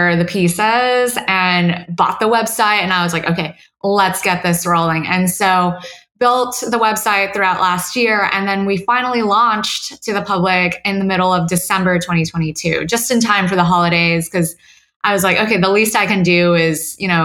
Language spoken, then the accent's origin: English; Houston, Texas, United States; I grew up in Houston with my mom